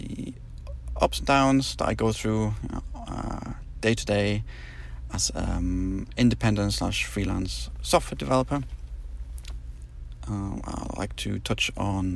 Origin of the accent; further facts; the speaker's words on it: North East England, United Kingdom; moved away as an adult; also born or lived in Germany; now in Poland; I'm originally from Germany, where I spent the first 9 years of my life. And then we moved to the northeast of England, where I pretty much spent my childhood and young adult years.